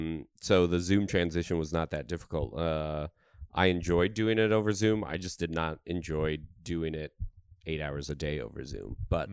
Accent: Colorado, United States; Not L.A. Colorado.

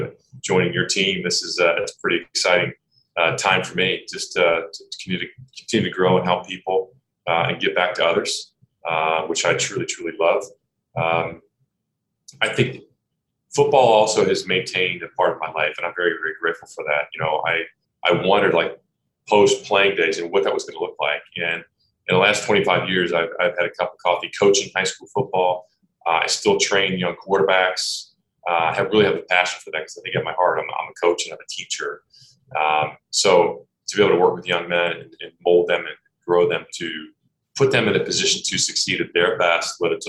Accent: Cincinnati, Ohio, United States; now in Columbus, United States; I'm in Columbus now. I grew up in Cincinnati, so I grew up on the west side

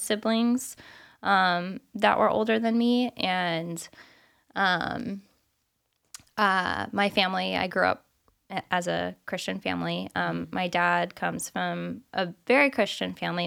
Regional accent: California, United States; moved away as an adult; also born or lived in Arizona / South Carolina / Hawaii; now in Illinois, United States; I'm from California

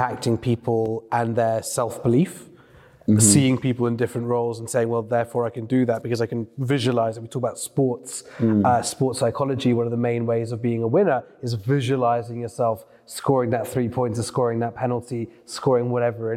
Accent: London, United Kingdom; growing up in Northwest London

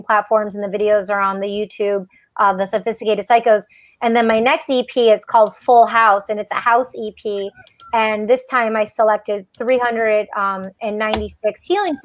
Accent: outside of Detroit, Michigan, United States; growing up outside of Detroit, Michigan.

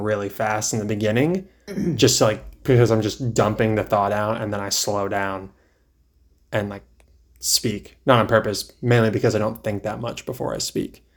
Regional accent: East Coast, United States; also born or lived in California; now in Charlotte, United States; I've spent most of my life on the East Coast

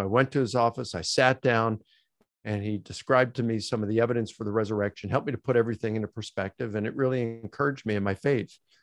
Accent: Baltimore, Maryland, United States; I grew up in Baltimore, Maryland

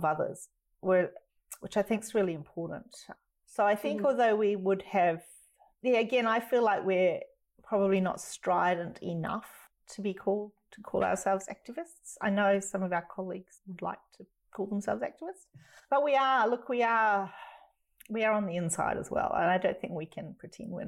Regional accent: New Zealand; now in Australia; I'm a New Zealander. I'm not Australian anyway, so I'm always an outsider here.

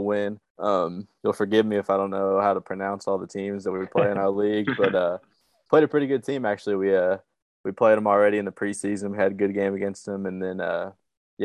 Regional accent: Flower Mound, Texas, United States; moved away as an adult; also born or lived in Oklahoma; now in Czech Republic; I'm from Flyer Mound, Texas, same hometown as Preston.

